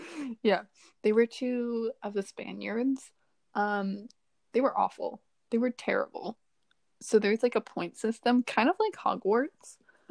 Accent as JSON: {"language": "English", "town": "Toronto", "region": "Ontario", "country": "Canada", "said": "And I was like, oh, wow, me too."}